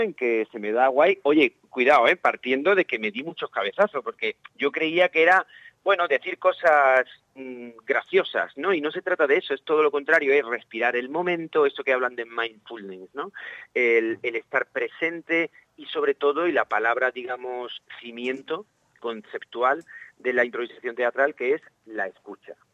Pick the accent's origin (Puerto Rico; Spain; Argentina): Spain; Valle de Abdalajís, Andalusia; si había una obra de teatro en, el cole, en el Valle de Abdalají, que de donde soy